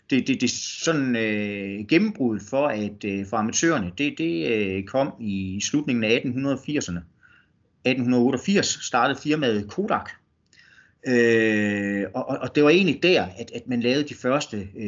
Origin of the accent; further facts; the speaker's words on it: West Jutland, Denmark; de så opdager, at jeg kommer fra Vestjylland. Øh, de, de tænker ikke på, at, at, at, at der findes noget uden for Storkøbenhavn.